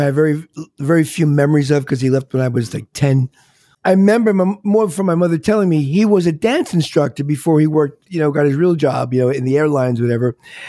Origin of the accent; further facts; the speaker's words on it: New York City, New York, United States; Maybe because I grew up around New York City.